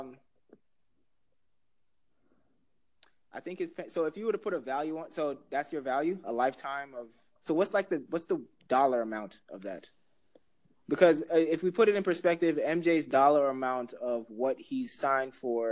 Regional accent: Jamaica; as a Jamaican

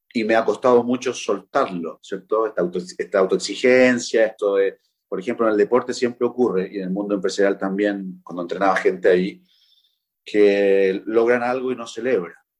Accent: Chile; en mi país, en Chile

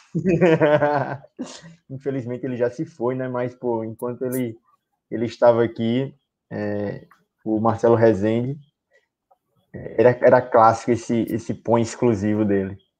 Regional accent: Natal, Rio Grande do Norte, Brazil; aqui em Natal. Somos de Natal, somos de Natal.

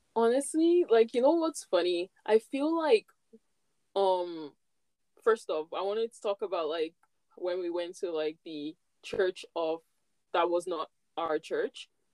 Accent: Nigeria; moved away as an adult; now in Canada; when I was back home in Nigeria, I didn't really like Christmas. Like, we never really did much in my own home, like where I grew up.

